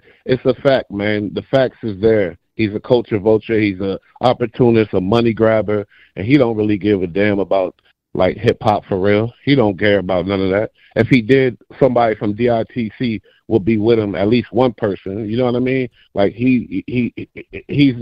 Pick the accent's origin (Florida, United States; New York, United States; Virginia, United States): New York, United States; New York City; also born or lived in Bronx; I'm from Brooklyn